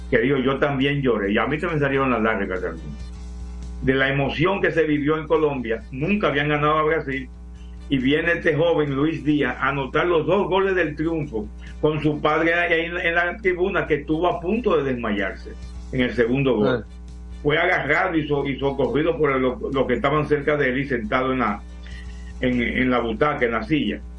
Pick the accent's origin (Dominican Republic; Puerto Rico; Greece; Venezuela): Dominican Republic; Moca, Espaillat; also born or lived in La Vega / Puerto Plata; now in Santo Domingo, Dominican Republic; Yo nací en La Vega, viví en Puerto Plata, pero soy mocano que reside en Santo Domingo.